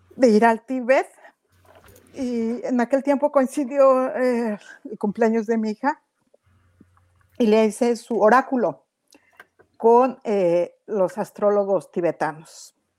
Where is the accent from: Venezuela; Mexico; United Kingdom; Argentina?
Mexico; moved away as an adult; now in Toronto, Canada; soy de México, pero vivo en Toronto. Hace algunos años nos mudamos para acá.